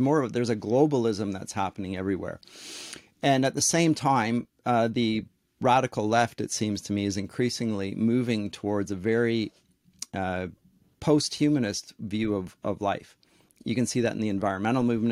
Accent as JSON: {"language": "English", "country": "Canada", "also_born_or_lived": "Durham, England", "said": "I'm a Canadian"}